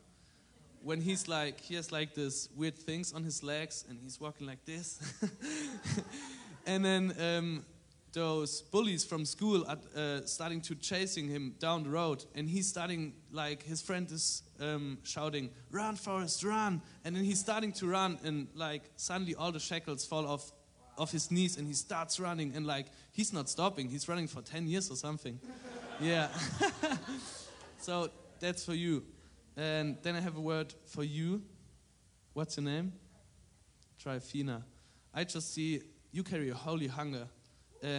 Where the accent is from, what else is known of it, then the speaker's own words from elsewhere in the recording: Germany; accent: thick German; English is a second language; moved away; from Germany. That's my thick accent from